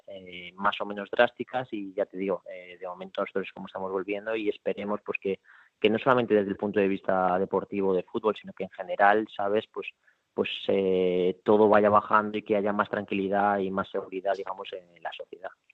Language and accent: Spanish; Madrid, Community of Madrid, Spain; moved away as an adult; now in Porto, Portugal; nosotros somos de Madrid